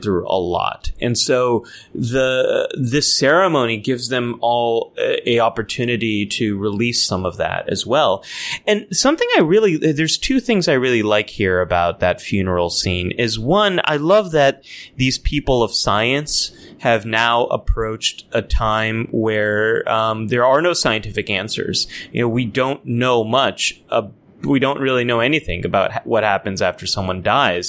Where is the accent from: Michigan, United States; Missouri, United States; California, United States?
California, United States; I grew up here in California